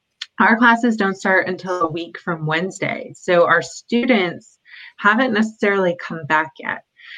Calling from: Corvallis, Oregon, United States; So I'm calling in from Corvallis, Oregon, where Oregon State University is located.

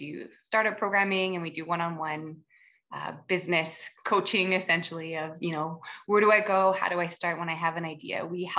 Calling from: Whitehorse, Yukon, Canada; I am joining from Whitehorse, the traditional territories of the Colne and Dunn First Nation and the Tongquetchin Council. Very beautiful, very snowy at the moment.

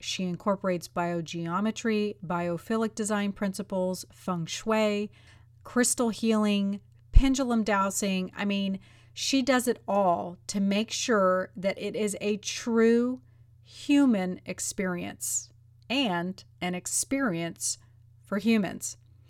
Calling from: Nashville, Tennessee, United States; I am in Nashville, Tennessee.

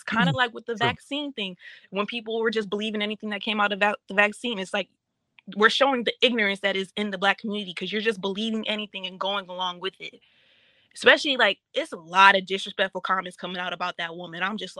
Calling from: Detroit, Michigan, United States

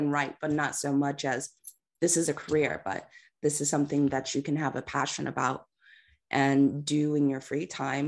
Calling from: California, United States; I'm coming in from Southern California, so it's still early here, trying to get the coffee in.

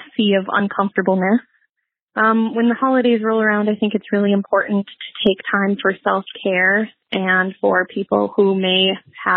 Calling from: Sauk Rapids, Minnesota, United States; I am calling from Sauk Rapids, Minnesota

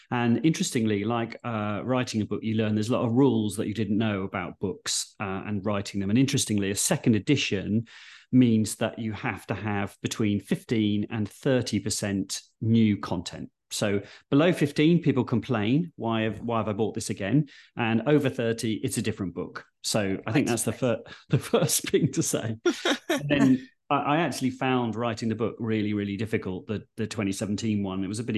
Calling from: London, United Kingdom; And I'm dialing in from Waterloo, the London one, not the Belgian one.

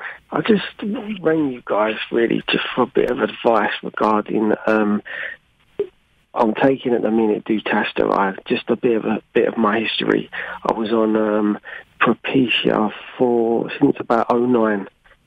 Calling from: United Kingdom; here from the UK.

